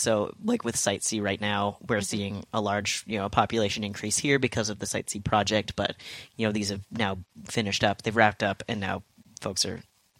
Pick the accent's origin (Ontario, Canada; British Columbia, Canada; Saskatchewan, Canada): British Columbia, Canada; Terrace; but I grew up in Terrace, which is along the Highway of Tears